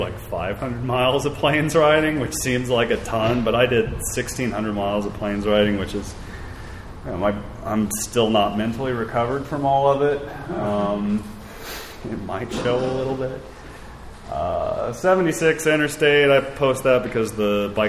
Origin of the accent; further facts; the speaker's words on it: Fair Grove, Missouri, United States; now in Portland, United States; Fairgrove, this is the really podunk town I grew up in Missouri